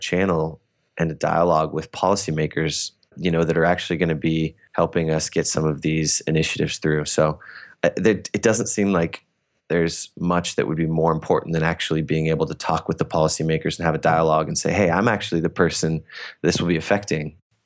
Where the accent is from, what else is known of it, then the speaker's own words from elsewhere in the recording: Bellingham, Washington, United States; I'm from Bellingham